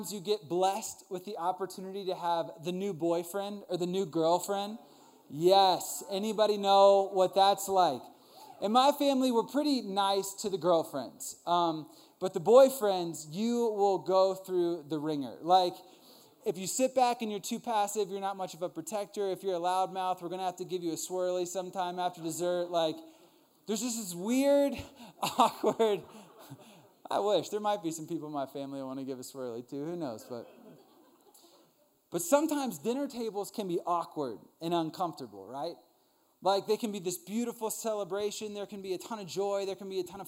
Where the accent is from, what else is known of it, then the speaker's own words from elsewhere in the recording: Northern Virginia, United States; I grew up in Northern Virginia with a really big family